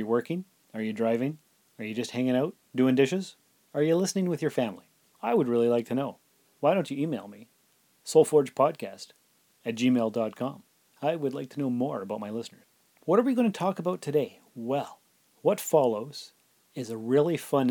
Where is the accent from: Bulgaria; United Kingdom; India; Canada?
Canada; as a Canadian